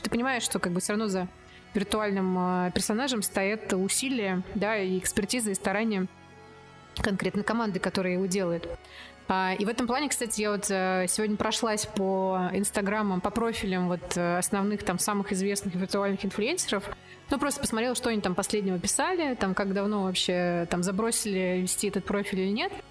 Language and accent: Russian; Mari El, Russia; Я из Мариэл